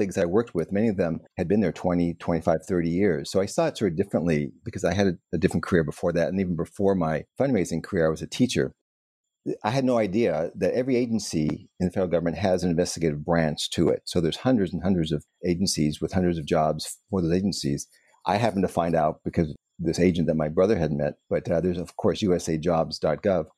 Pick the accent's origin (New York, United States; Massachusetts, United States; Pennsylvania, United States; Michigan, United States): New York, United States; New York City; moved away; also born or lived in California; I was born in the Bronx, lived there, and then we moved out to California.